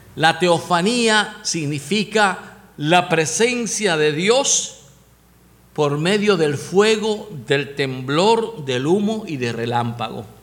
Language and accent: Spanish; Puerto Rico; Los puertorriqueños tenemos un refrán